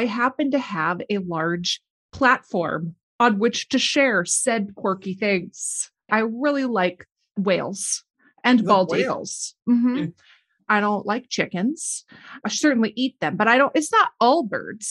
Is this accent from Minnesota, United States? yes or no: yes; Minnesota, United States; I grew up in Minnesota